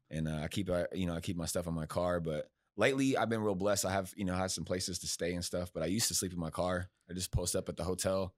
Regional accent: Bakersfield, California, United States; moved away as an adult; now in Texas, United States; I'm from Bakersfield

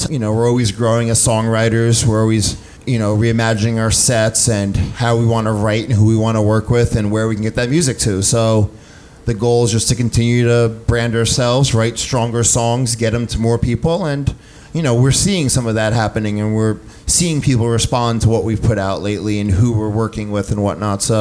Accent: East Coast, United States; Kind of, you know, we grew up on the East Coast, so

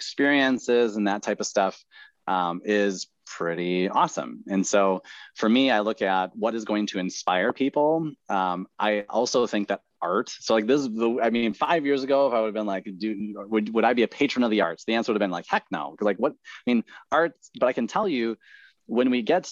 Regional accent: Midwest, United States; I grew up in the Midwest

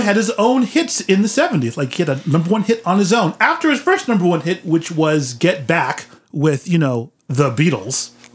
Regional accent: San Francisco, California, United States; I'm from San Francisco

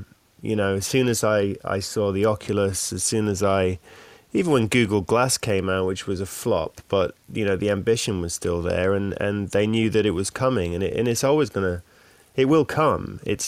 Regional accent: Australia; accent: Australian; now in London, United Kingdom; My Australian accent.

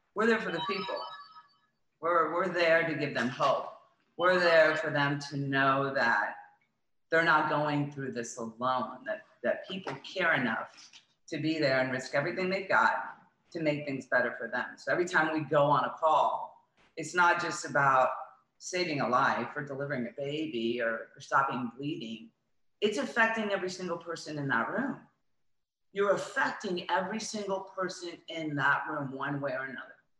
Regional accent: Florida, United States; also born or lived in Coral Gables; I grew up in Florida, lived in Coral Gables

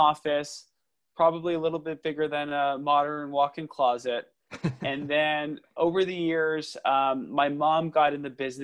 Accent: Los Angeles, California, United States; I was born and raised in Los Angeles, went to local schools, graduated from USC.

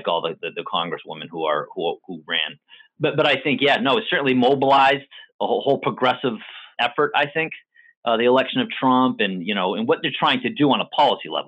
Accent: New Bedford, Massachusetts, United States; also born or lived in Philadelphia; so I grew up, born and raised in New Bedford, Massachusetts

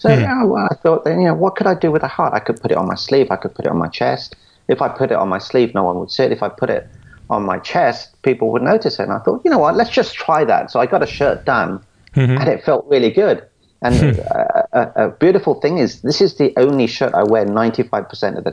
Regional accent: London, United Kingdom; I was brought up in London, and I was brought up as a coconut

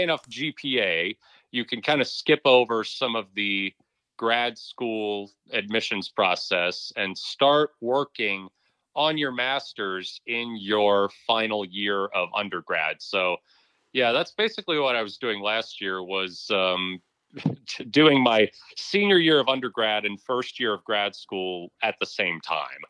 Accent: Charlotte, North Carolina, United States; moved away as an adult; now in Norman, United States; I grew up in Charlotte, North Carolina.

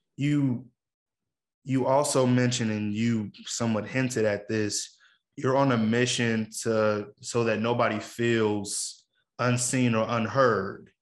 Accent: Chicago, Illinois, United States; being a Chicagoan

